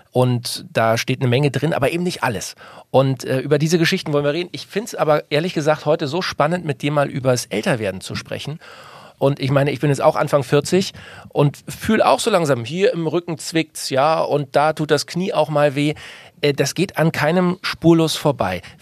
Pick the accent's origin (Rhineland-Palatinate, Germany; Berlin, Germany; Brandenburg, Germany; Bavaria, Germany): Berlin, Germany; bin ja Berliner. Ich komme ja aus Berlin.